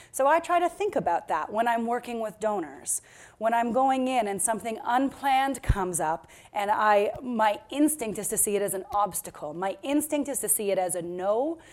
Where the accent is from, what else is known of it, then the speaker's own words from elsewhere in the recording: Victoria, British Columbia, Canada; I come from Victoria, BC.